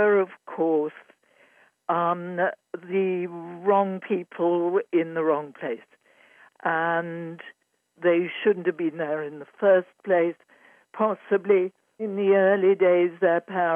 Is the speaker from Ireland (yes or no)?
no; Yorkshire and the Humber, United Kingdom; moved away; also born or lived in Cambridge / London; I was born in Yorkshire, in England, in the heart of the countryside, just before World War II